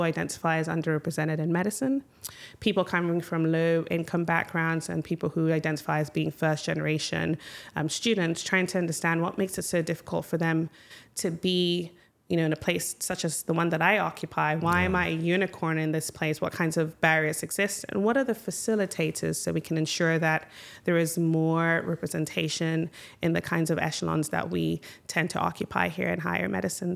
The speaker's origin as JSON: {"language": "English", "country": "Ghana", "tie": "born or raised there", "also_born_or_lived": "United States", "moved": "as an adult", "lives_now": "Michigan, United States", "said": "I grew up in Ghana, uh, had wonderful childhood moved to the United States for college"}